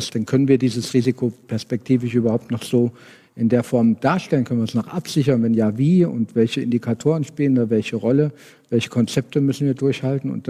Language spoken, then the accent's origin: German; Kassel, Hesse, Germany; born there; also born or lived in Hamburg / Frankfurt; ich bin äh, gebürtiger Kasselläner, ja. Ähm, 46 Jahre, wohne mit ein paar Unterbrechungen auch in dieser Stadt, äh, habe mal in Hamburg, mal in Frankfurt gewohnt